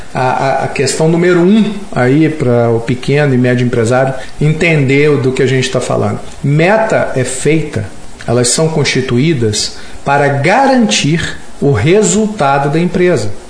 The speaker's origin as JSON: {"language": "Portuguese", "town": "Belo Horizonte", "region": "Minas Gerais", "country": "Brazil", "said": "nós somos mineiros na, aqui, Belo Horizontinos"}